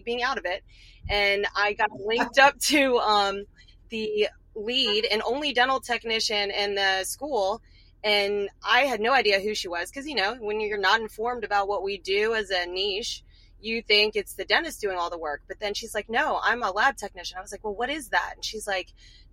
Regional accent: Richmond, Virginia, United States; moved away; I'm originally from Richmond, Virginia

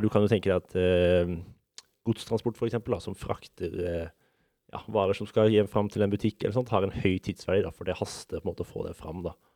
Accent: Vegårshei, Agder, Norway; now in Oslo, Norway; Jeg kommer fra Vegårshei

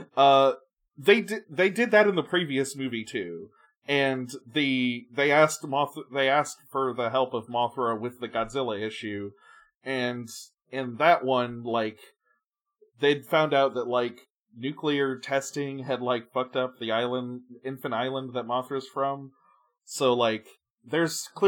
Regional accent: United States; As an American

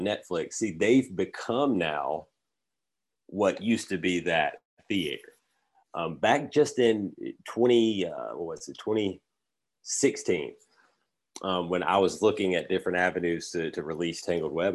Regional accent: Alabama, United States; also born or lived in Los Angeles; where I'm from Alabama

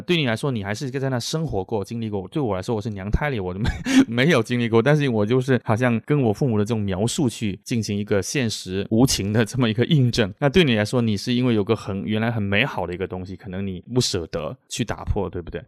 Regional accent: Guangdong, China; now in Shanghai, China; 我现在我的家乡潮汕嘛，那 我的父母因为小孩生活在那里，然后我这边其实交通从上海过去没那么，呃，困难，所以就还是蛮经常回去的，甚至在家乡组织一些活动啊什么的

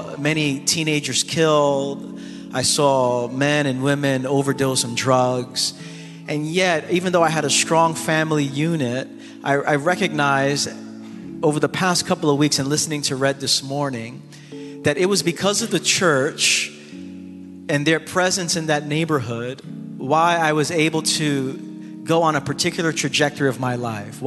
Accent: New York City, New York, United States; I grew up in the East New York section of Brooklyn for over 30 years

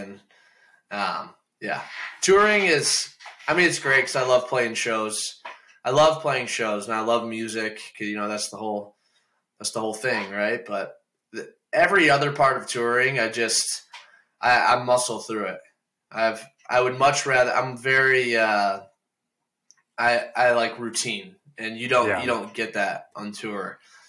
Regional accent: Toledo, Ohio, United States; I'm from Toledo, Ohio. So we'll be back in Toledo in like a year and a half or so.

